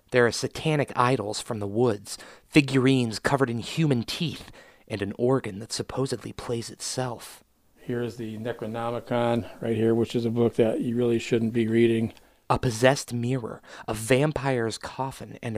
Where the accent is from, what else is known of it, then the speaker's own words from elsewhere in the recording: Cincinnati, Ohio, United States; We're actually from Cincinnati, Ohio. We drove up specifically to do this.